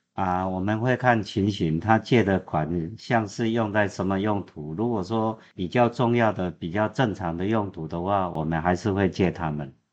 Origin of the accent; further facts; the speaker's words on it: Taiwan; now in Philippines; 我们台湾人在菲律宾开工厂